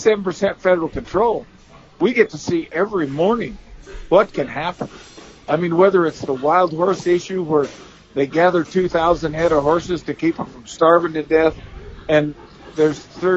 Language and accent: English; Eastern Oregon, United States; growing up in Eastern Oregon, which was a desert